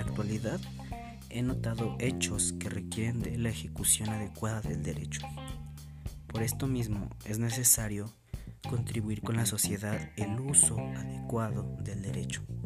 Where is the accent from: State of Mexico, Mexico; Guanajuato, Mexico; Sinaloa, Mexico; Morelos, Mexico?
State of Mexico, Mexico; Atlacomulco; Nací en Atlacomulco, Estado de México, donde actualmente vivo